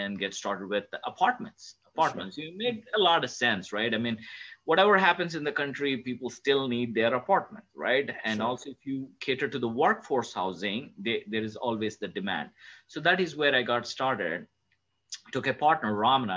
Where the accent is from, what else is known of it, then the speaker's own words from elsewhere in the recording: South India, India; moved away as an adult; now in Dallas, United States; I'm from South India and I came to US back in 2002 to pursue my master's degree